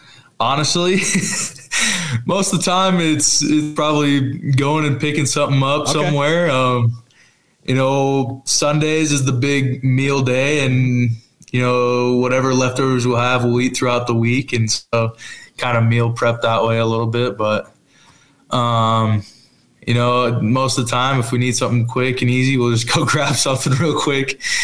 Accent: Washington, United States; You know, I'm from Washington when I was growing up, and so, you know, always like rooting for them.

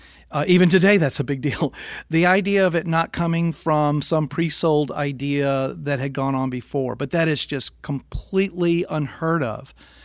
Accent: Richmond, Virginia, United States; moved away; my memories of growing up in Richmond, Virginia, in the suburbs.

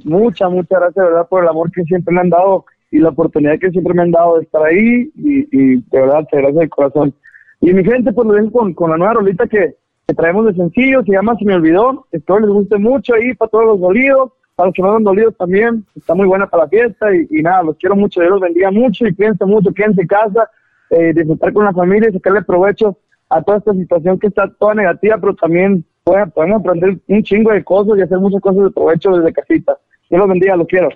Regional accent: Caborca, Sonora, Mexico; yo soy de Caborca

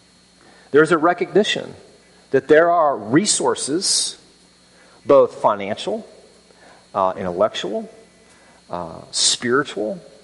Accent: Birmingham, Alabama, United States; It's like, well, no, I'm from Birmingham.

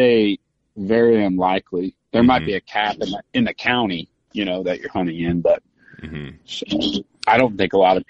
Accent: Southern Illinois, United States; I grew up in Southern Illinois, but I was only 45 minutes from the Mississippi River

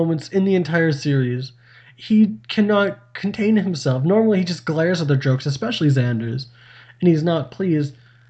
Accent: Canada; we're Canadian.

